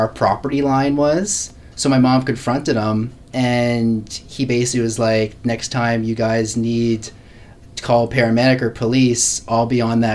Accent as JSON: {"language": "English", "town": "Hubbards", "region": "Nova Scotia", "country": "Canada", "tie": "born or raised there", "also_born_or_lived": "Halifax", "said": "I grew up in St. Margaret's Bay, which is just, it's in the southeast part of Nova Scotia. And basically grew up in a really rural town, Hubbard's"}